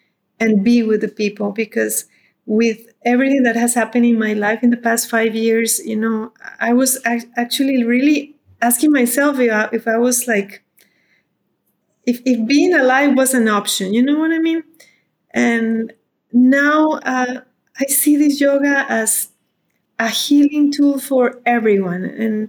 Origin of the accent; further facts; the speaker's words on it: Costa Rica; now in India; I wrote like a little autobiography when I came from Costa Rica to live in India.